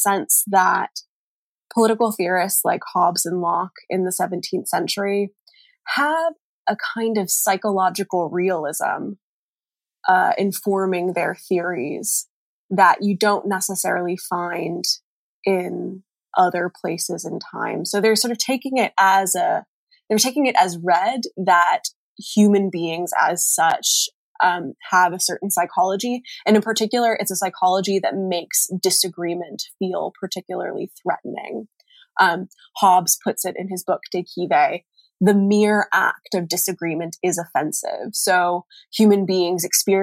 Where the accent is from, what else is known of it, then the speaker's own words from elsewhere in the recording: North Carolina, United States; I'm from North Carolina